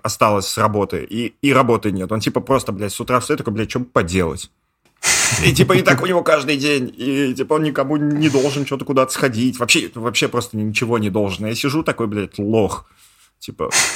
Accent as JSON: {"language": "Russian", "country": "Russia", "also_born_or_lived": "Georgia", "moved": "as an adult", "lives_now": "Thailand", "said": "я не грузин, я типа русский"}